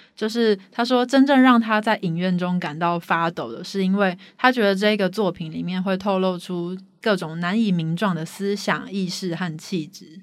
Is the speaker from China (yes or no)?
no; Taiwan; 我们台湾人